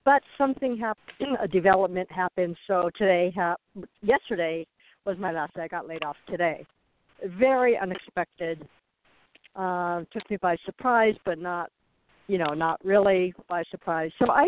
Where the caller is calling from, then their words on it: Arizona, United States; I'm calling from Arizona